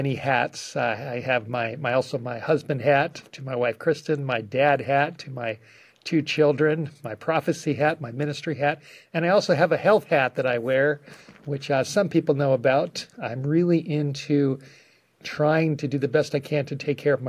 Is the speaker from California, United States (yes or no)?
yes; Los Angeles, California, United States; I grew up in the Hollywood Hills